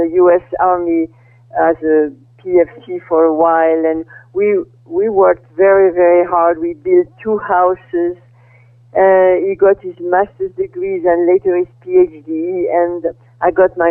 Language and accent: English; Brittany, France; moved away as an adult; also born or lived in Paris, France / Iowa, United States; now in California, United States; I was born in France in 1930. And I grew up in Brittany during the World War II.